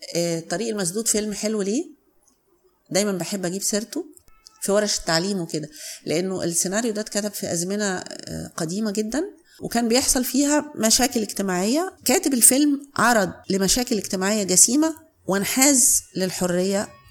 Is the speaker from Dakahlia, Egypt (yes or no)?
no; Cairo, Cairo Governorate, Egypt; أنا اتولدت في القاهرة